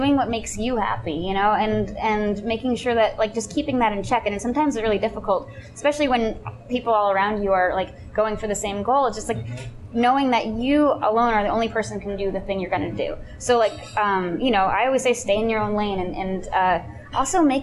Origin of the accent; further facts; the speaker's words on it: Pennsylvania, United States; now in Los Angeles, United States; when I go back to my hometown in Pennsylvania